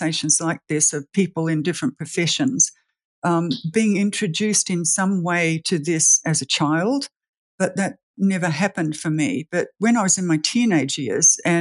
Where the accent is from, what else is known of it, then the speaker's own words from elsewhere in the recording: Australia; moved away; also born or lived in New Zealand; I'm Australian, but we lived in New Zealand for 18 years.